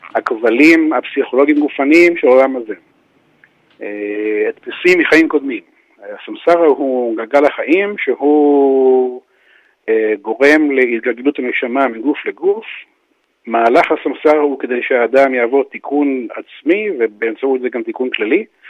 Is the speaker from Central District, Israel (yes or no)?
yes; Givat HaShlosha, Central District, Israel; גדלתי בקיבוץ גבעת שלושה